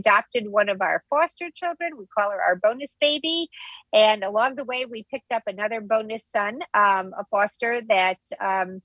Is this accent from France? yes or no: no; Midwest, United States; now in New Jersey, United States; I'm a New Jersey resident, born and raised in the Midwest, but transplanted here to the East Coast.